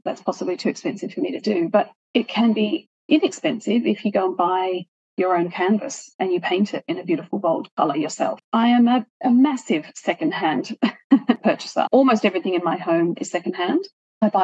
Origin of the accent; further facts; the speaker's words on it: Sydney, New South Wales, Australia; I grew up in Hornsby in Sydney, which is kind of 45 minutes north of Sydney City.